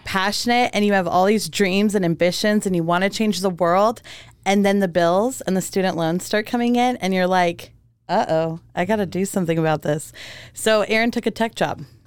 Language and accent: English; Germany; moved away; also born or lived in Romania / Hawaii; I was born in Germany and I'm Romanian.